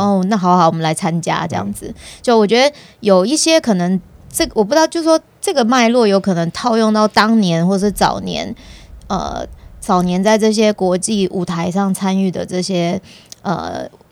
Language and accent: Chinese; Taiwan; 从我们我台湾人的角度来看，我有时候就觉得很有趣。